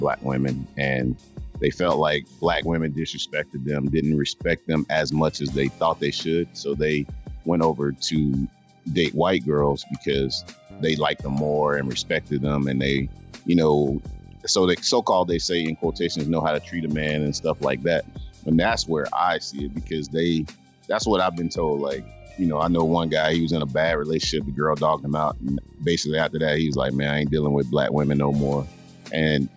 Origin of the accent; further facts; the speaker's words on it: the South, United States; growing up in the South